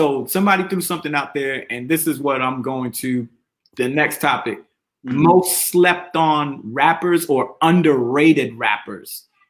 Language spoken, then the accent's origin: English; New York, United States; I'm from New York